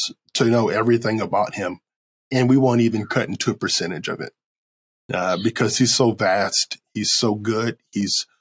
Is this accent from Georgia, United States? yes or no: no; Creedmoor, North Carolina, United States; now in Jacksonville, United States; I'm from God Country, Creedmoor, North Carolina.